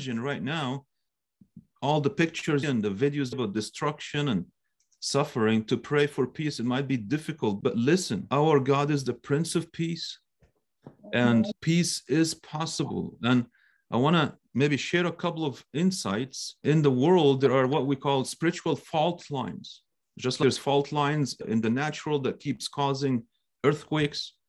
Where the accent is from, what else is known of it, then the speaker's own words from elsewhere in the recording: Cairo, Cairo Governorate, Egypt; moved away; I am Egyptian by birth. I'm a Coptic Egyptian. That's where I was born and I grew up.